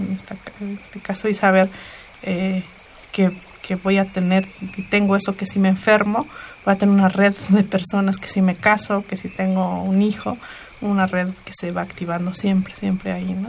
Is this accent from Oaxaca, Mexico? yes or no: yes; Mixe region, Oaxaca, Mexico; en mi pueblo todas las calles tienen nombre en mije, con numeración en mije